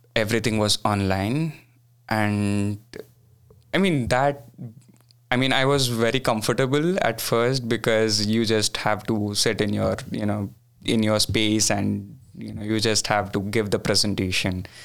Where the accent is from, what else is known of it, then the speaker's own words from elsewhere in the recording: Bangalore, Karnataka, India; moved away; I'm from a city called Bangalore